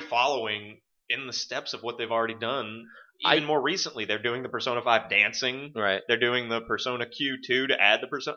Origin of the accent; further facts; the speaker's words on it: United States; an American player